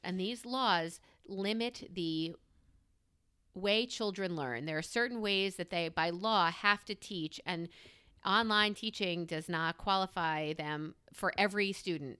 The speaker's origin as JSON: {"language": "English", "region": "New York", "country": "United States", "moved": "yes", "lives_now": "Pennsylvania, United States", "said": "I am a New Yorker who has, who has relocated to the greater P A area."}